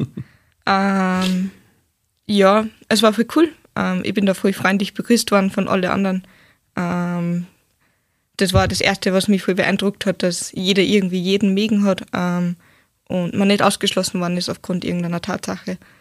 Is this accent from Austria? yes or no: yes; Steyr, Upper Austria, Austria; ich bin aus Steyr, ähm, 19 Jahre